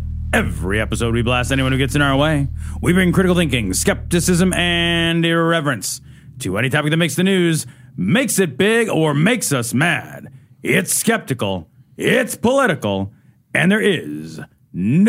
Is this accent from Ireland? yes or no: yes; Ireland; I'm Irish.